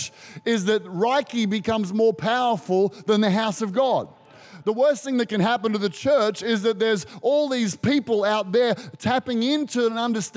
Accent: Australia

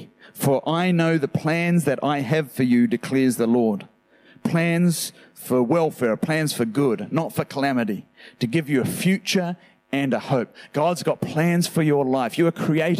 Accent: New Zealand; now in Australia; I'm from New Zealand

